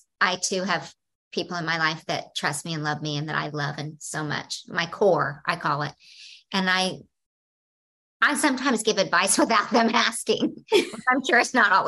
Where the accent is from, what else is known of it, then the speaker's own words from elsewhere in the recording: the South, United States; I come from the South